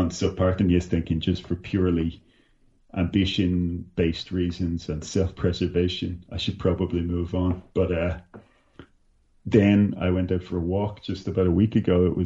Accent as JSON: {"language": "English", "town": "Dublin", "region": "County Dublin", "country": "Ireland", "said": "And I, when I come from Dublin, I, I don't know if you've been to Ireland or to Dublin, but uh, it, it's a small place."}